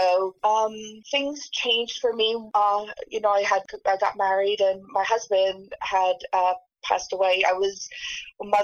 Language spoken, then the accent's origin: English; Allentown, Pennsylvania, United States; I was raised in the Lehigh Valley.